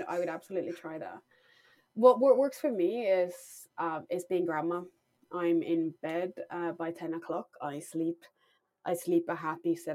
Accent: Finland; moved away as an adult; now in London, United Kingdom; I grew up in Finland

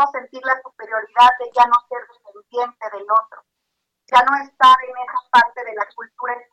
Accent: Mexico; como mexicanos

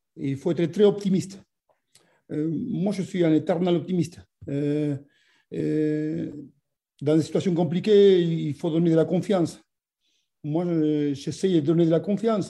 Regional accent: Argentina; French is a second language; now in France

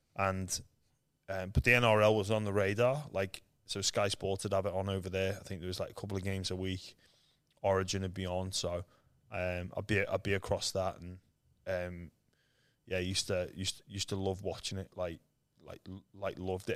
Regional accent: Liverpool, North West England, United Kingdom; moved away as an adult; now in Australia; I was born in Liverpool, England, um, where there's no rugby league

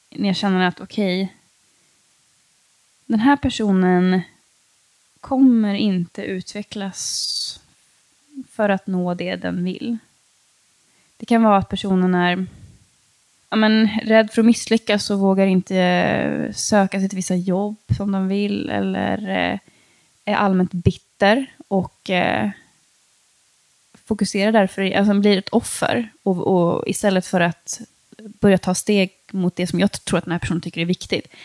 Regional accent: Sweden; alltså jag är liksom uppvuxen i Sverige, jag är så otroligt privilegierad.

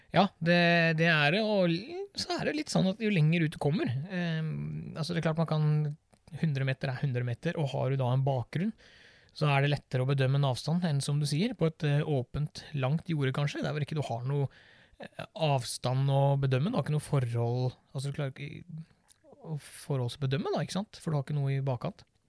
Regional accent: Birkeland, Agder, Norway; moved away; Jeg vokste opp nede på Sørlandet, en eh, liten plass som heter Birkeland

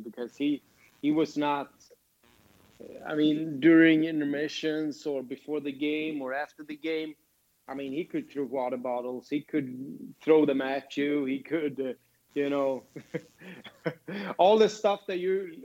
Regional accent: Sweden; born or raised there; moved away as an adult; also born or lived in Grand Rapids / Toledo

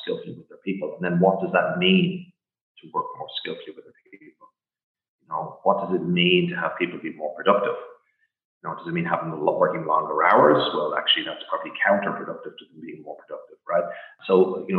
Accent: Ireland; now in Portugal; growing up in Ireland as a kid

